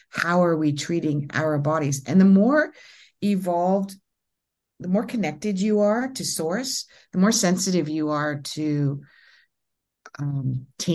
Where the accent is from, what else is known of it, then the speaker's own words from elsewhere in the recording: Ontario, Canada; I'm from Canada. And in Ontario